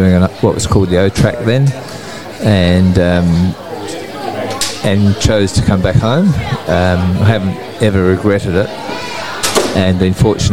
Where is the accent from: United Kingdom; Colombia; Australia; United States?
Australia; Adelaide, South Australia; now in Wudinna, Australia; I was born in Adelaide. I come off a farming family that's been here since land was opened up for selection by the government